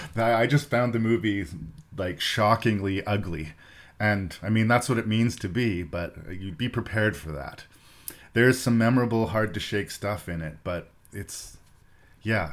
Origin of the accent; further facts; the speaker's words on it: Canada; I'm Canadian and that's where my show is from